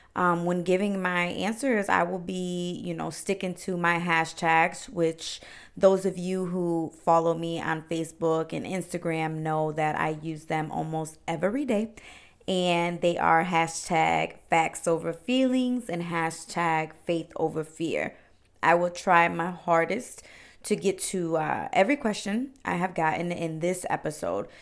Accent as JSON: {"language": "English", "town": "Cleveland", "region": "Ohio", "country": "United States", "tie": "born or raised there", "said": "I was actually born and raised in Cleveland, Ohio. I've been here my whole life, uh, 28 years"}